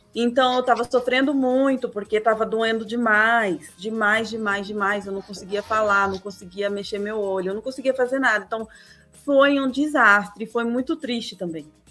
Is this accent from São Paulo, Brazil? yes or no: yes; Lençóis Paulista, São Paulo, Brazil; Lençóis Paulista, é interior.